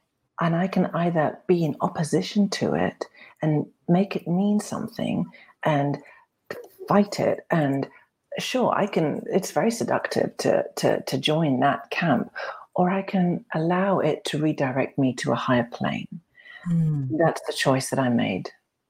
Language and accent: English; Cairo, Cairo Governorate, Egypt; I grew up in the Middle East, and when I was coming home from school, this is in Cairo, being dropped off in this dusty, devoid of nature place